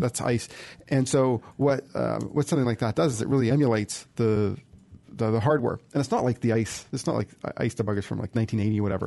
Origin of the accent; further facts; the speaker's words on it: United States; I'm an American